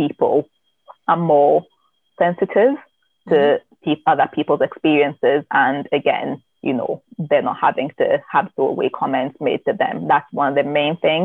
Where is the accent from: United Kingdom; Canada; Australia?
United Kingdom; Newcastle upon Tyne, North East England; moved away as an adult; now in Scotland, United Kingdom; grew up in Newcastle in South Shields in the northeast of England